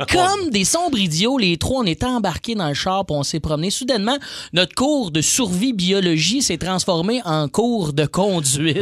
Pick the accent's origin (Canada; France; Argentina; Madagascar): Canada; Joliette, Quebec; dans ma ville natale, où je viens de Joliette, l'école secondaire est collée sur euh, la prison des femmes de Lanaudière.